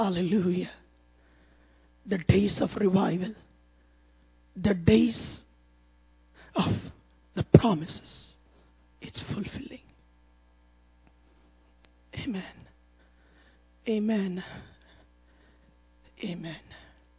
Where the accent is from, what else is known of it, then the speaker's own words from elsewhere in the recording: India; from India.